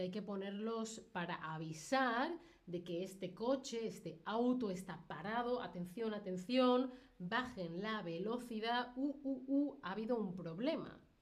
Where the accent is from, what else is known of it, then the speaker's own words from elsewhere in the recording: Spain; yo que soy de España